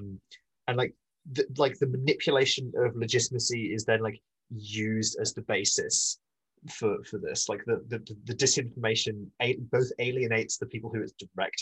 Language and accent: English; Scotland, United Kingdom; I'm Scottish